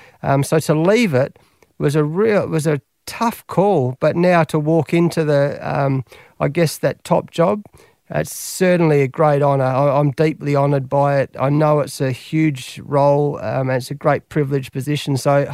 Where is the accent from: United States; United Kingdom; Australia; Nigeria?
Australia; Perth, Western Australia; I love coaching Western Australia because this is my hometown in Perth.